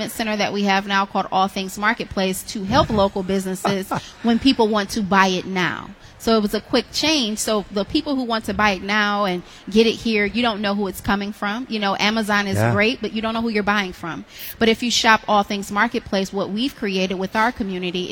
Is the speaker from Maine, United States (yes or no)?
no; Detroit, Michigan, United States; I'm born and raised in Detroit